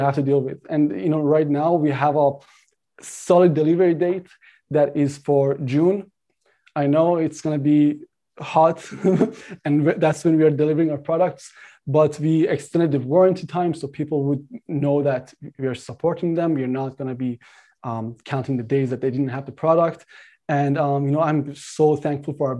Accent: Canada; I'm Canadian

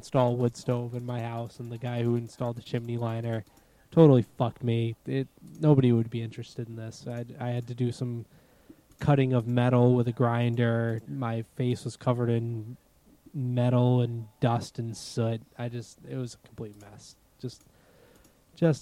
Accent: Massachusetts, United States; accent: Massachusetts; my Massachusetts accent

